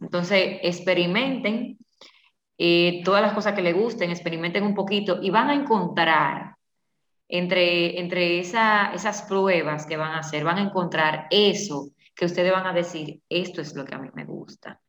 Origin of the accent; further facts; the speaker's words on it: La Vega, Dominican Republic; yo soy de La Vega